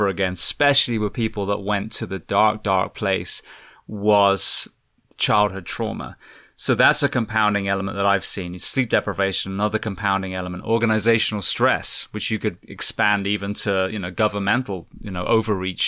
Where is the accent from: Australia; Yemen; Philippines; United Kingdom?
United Kingdom; England; I'm from England